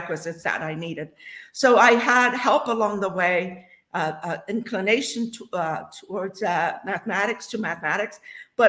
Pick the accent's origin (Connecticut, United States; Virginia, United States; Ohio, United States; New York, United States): Ohio, United States; Franklin; I grew up in Franklin, Ohio, just south of Dayton